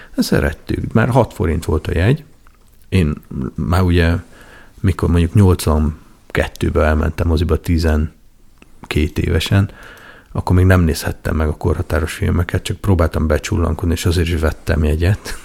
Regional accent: Nagykanizsa, Zala, Hungary; én Nagykanizsán nőttem fel leginkább

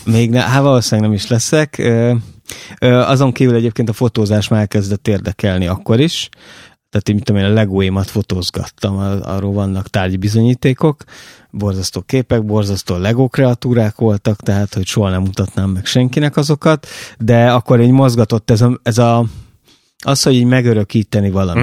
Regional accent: Oroszlány, Komárom-Esztergom, Hungary; én oroszlányban nőttem fel

